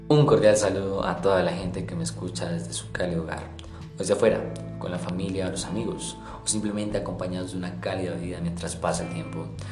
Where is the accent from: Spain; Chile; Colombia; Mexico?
Colombia; Nos está empeorando como colombianos